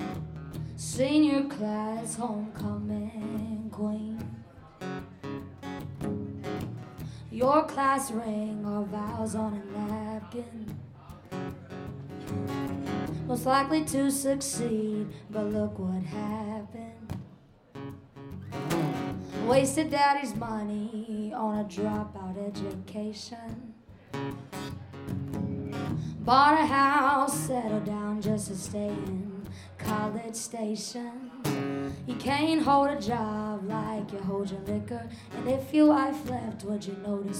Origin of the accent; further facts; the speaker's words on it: Columbia, South Carolina, United States; I'm from South Carolina, Columbia specifically